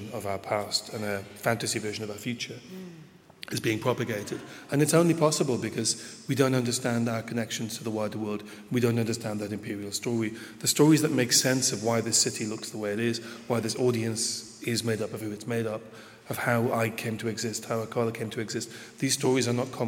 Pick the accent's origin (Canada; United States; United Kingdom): United Kingdom; I'm from the Northeast